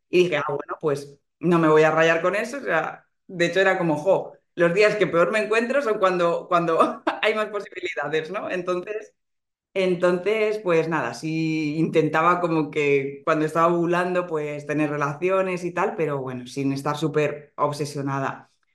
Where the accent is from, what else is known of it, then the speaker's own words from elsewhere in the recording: Alicante, Valencian Community, Spain; moved away as an adult; now in Madrid, Spain; vivo en Madrid ahora mismo, pero soy de, Alicante.